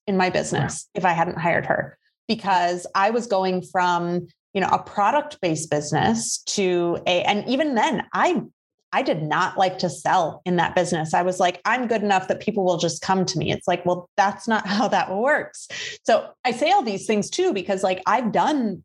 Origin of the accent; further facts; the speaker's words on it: Midwest, United States; I grew up in the Midwest. So like I, you know, my hometown was surrounded by cornfields.